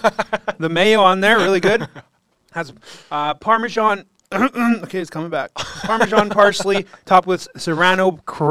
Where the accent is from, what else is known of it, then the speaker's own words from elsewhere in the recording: Langley, British Columbia, Canada; I grew up in Brookswood